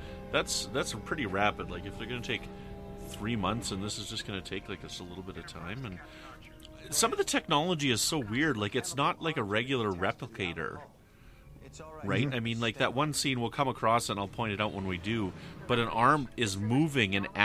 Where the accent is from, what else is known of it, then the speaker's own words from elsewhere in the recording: northern Saskatchewan, Canada; in northern Saskatchewan, we would eat jackfish, also known as pike, northern pike